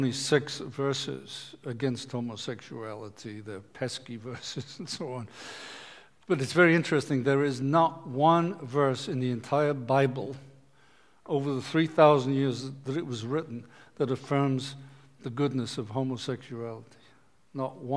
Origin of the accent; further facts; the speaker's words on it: Liverpool, North West England, United Kingdom; When I grew up in Liverpool, England